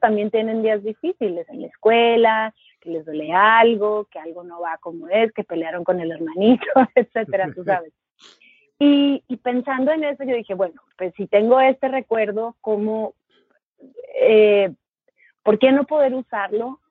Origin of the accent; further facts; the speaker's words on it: Monterrey, Nuevo León, Mexico; moved away as an adult; now in New York, United States; yo nací y crecí en Monterrey, México